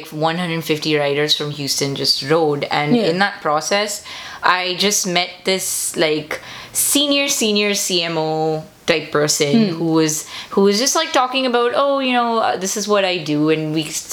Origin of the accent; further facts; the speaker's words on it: India; now in United States; being Indian